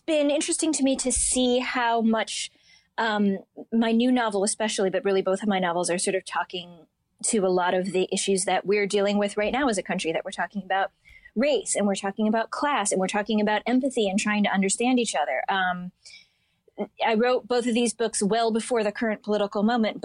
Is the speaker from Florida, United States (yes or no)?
no; Shaker Heights, Ohio, United States; moved away; my hometown in the era that I lived there